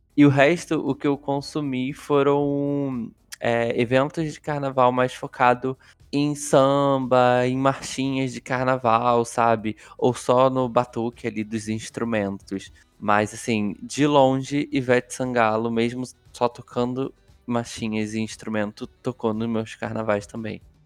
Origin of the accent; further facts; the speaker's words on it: Rio de Janeiro, Brazil; moved away; da onde eu morava, da onde eu nasci.